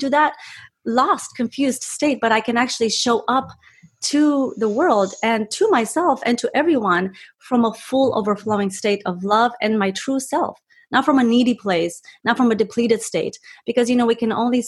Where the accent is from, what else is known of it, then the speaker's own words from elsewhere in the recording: Romania; moved away; I was born in Romania, and my parents, my dad was a surgeon